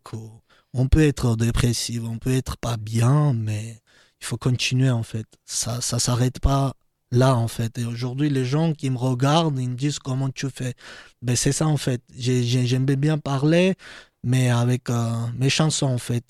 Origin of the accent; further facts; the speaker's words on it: Georgia; French is a second language; now in France; mes anciens amis qui habitaient euh, dans ma ville natale